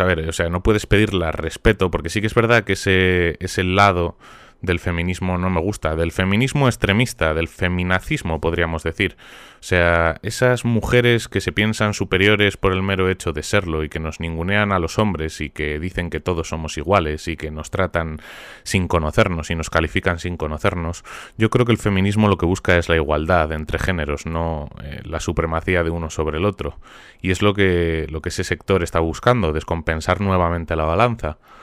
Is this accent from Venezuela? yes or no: no; Spain